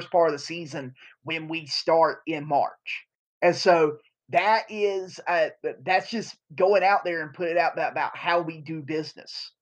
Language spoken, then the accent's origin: English; Eastern North Carolina, United States; I'm from Eastern North Carolina